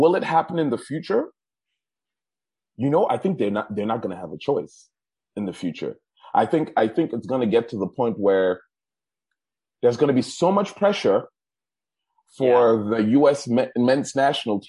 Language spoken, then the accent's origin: English; Germany; moved away; I grew up in Germany